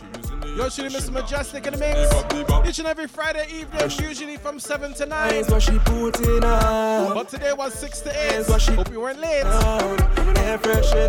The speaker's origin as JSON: {"language": "English", "town": "Markham", "region": "Ontario", "country": "Canada", "tie": "born or raised there", "said": "Up in Markham. I say in Markham, my hometown."}